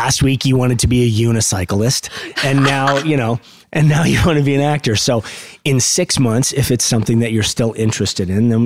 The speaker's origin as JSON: {"language": "English", "town": "Los Angeles", "region": "California", "country": "United States", "tie": "born or raised there", "also_born_or_lived": "Van Nuys, California", "said": "the same house that I grew up in Valley Village."}